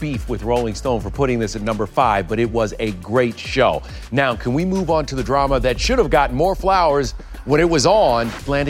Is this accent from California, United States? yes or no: no; Baltimore, Maryland, United States; I'm a kid from the Baltimore area.